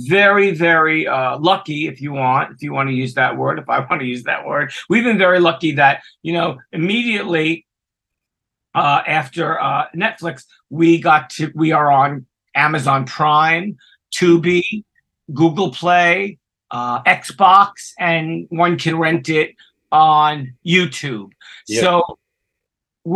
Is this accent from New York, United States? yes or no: yes; New York City, New York, United States; as a young gay Hispanic kid growing up in Brooklyn